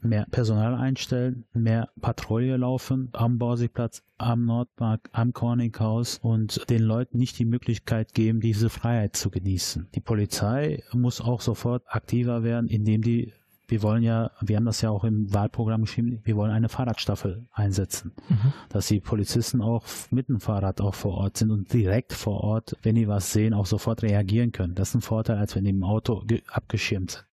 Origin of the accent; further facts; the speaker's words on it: Dortmund, North Rhine-Westphalia, Germany; bin da geboren, da groß geworden und ich erlebe die Nordstadt.